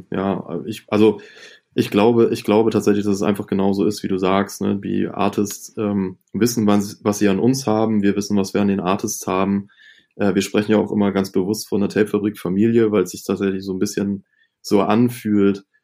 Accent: Northern Germany, Germany; so als Norddeutscher war irgendwie … auch ganz schnell, ganz wichtig für einen.

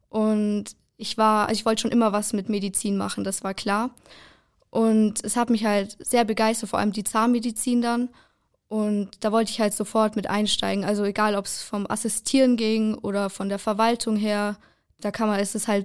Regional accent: Sonthofen, Bavaria, Germany; Aus Sonthofen.

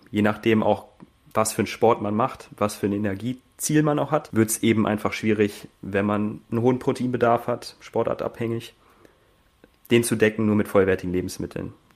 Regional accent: Hanover, Lower Saxony, Germany; moved away as an adult; also born or lived in Burgdorf / Hildesheim; now in Austria; Komme ursprünglich aus Hannover, Hildesheim und bin jetzt im Oktober nach Österreich ausgewandert

